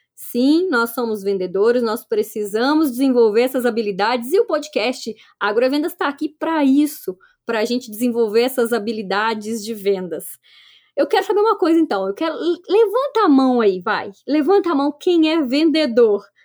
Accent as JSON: {"language": "Portuguese", "region": "Minas Gerais", "country": "Brazil", "accent": "mineiro", "said": "eu sou mineira, né? Não vai ter jeito. Esse sotaque mineiro aqui tá em mim"}